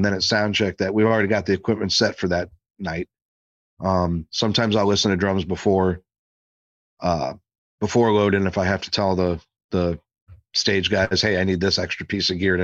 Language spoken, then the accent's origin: English; St. Louis, Missouri, United States; also born or lived in Arizona; a buddy of mine who I grew up with here in St. Louis, we played hockey together when we were 7, 8, 9 years old